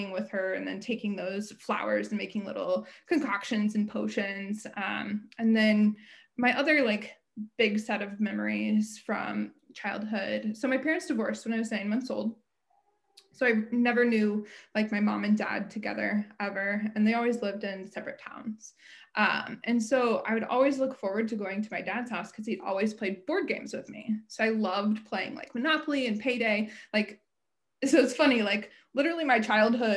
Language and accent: English; Ottumwa, Iowa, United States; moved away as an adult; now in Oxford, Michigan, United States; I grew up in Ottumwa, Iowa. I moved to Oxford, Michigan just about 3 years ago. Until that point, I had always lived in Iowa.